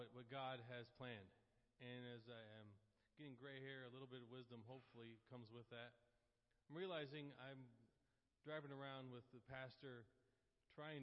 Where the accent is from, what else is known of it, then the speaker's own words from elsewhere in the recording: Oklahoma, United States; moved away as an adult; now in Port Orange, United States; I'm from Oklahoma.